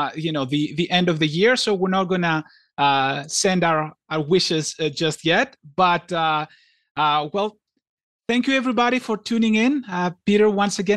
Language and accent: English; Greece; I grew up in Greece